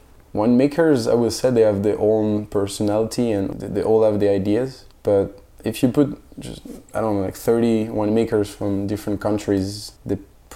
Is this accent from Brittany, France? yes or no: yes; Brittany, France; English is a second language; moved away as an adult; now in New York, United States; I'm from Brittany, so the northern west part of France, where there is no wine, no cheese production, but a lot of seafood.